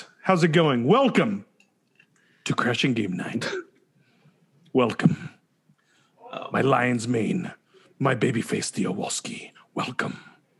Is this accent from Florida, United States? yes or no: no; Long Beach, California, United States; I'm from Long Beach.